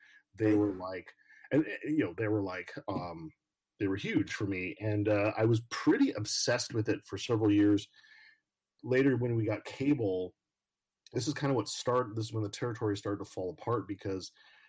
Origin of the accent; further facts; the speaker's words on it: Portland, Oregon, United States; Growing up in Portland